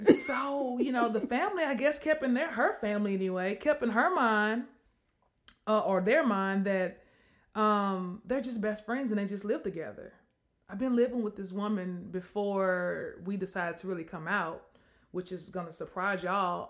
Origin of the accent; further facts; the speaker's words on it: Mississippi, United States; moved away; also born or lived in Natchitoches, Louisiana; Mississippi, where I was from